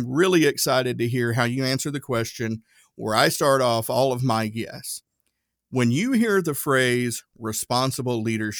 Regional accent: Erwin, Tennessee, United States; My hometown, Irwin, Tennessee, it's a great place to live. But there just wasn't a lot of opportunity there.

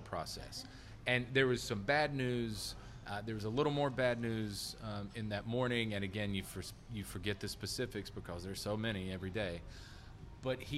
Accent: North Carolina, United States; now in Washington, D.C., United States; from my home state of North Carolina. Go Mountaineers, App State.

